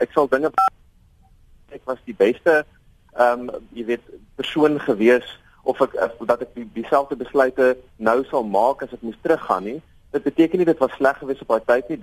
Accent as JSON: {"language": "Afrikaans", "country": "South Africa", "said": "Ek self beskou myself as 'n Afrikaner seun"}